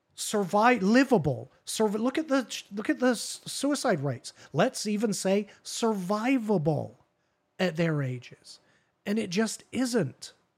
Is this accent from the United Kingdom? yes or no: yes; England, United Kingdom; now in United States; I am English, I'm from there, born and raised